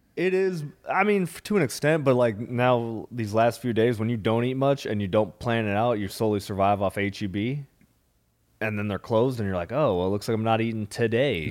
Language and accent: English; Minnesota, United States; also born or lived in South Florida; now in Austin, United States; I'm from Minnesota